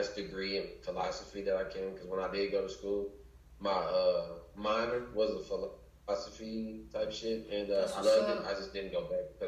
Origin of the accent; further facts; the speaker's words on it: Chicago, Illinois, United States; moved away; also born or lived in Florida; I'm from Chicago